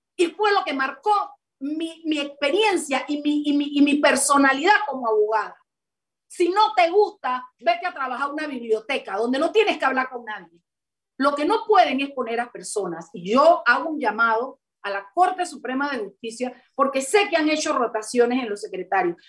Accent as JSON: {"language": "Spanish", "region": "Chiriquí", "country": "Panama", "said": "los chiricanos nos quedamos por fuera, hermana, porque no somos panameños"}